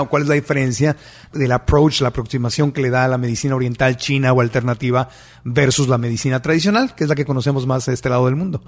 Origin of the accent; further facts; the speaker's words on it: Mexico; yo como mexicano